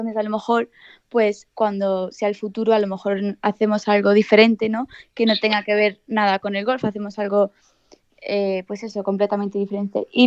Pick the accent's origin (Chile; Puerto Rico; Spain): Spain; Estepona, Andalusia; Eh, en Estepona, pero llevamos viviendo, pues eso, en, en Estepona es Grande, en el sur toda la vida.